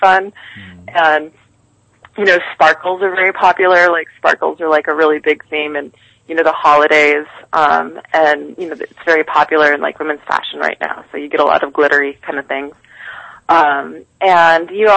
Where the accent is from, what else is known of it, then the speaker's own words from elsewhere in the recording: Midwest, United States; now in New York, United States; I grew up in the Midwest where, you know, they only close the elementary schools at like negative 40 below